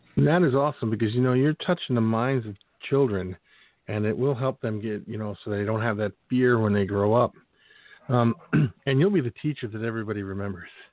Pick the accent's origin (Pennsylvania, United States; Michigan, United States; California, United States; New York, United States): Pennsylvania, United States; Philadelphia; moved away as an adult; also born or lived in Phoenix, Arizona; I was born and raised in Philadelphia